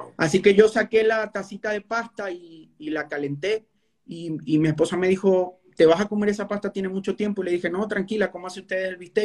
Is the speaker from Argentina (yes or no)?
no; Venezuela; moved away as an adult; now in Colombia